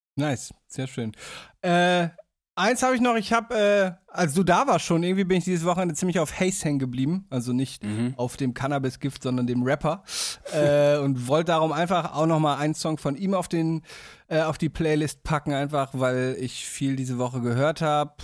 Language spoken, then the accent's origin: German; Damme, Lower Saxony, Germany; moved away; werde ich wahrscheinlich aus meiner Heimat, aus Damme aufnehmen